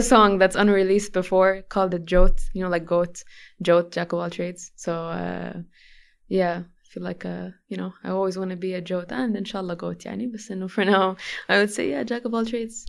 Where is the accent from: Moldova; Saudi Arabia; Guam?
Saudi Arabia; Jeddah, Makkah Province; first language English; also born or lived in Sweden; Jeddah, uh, the Prep and Grammar School, international. Um, yeah, my Arabic was broken when I was a kid. It was very, very broken. So I would consider English to be my first language